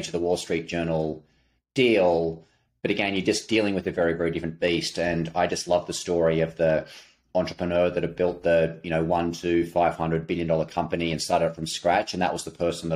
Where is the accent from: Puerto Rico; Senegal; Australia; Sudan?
Australia; accent: Australian; moved away as an adult; now in New York, United States; the accent, you can tell born and raised in Australia